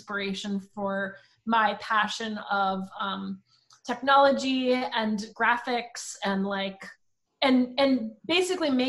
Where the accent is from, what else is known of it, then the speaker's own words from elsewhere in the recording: Princeton Junction, New Jersey, United States; also born or lived in Long Island, New York; when I was 5, I moved to Princeton Junction, New Jersey.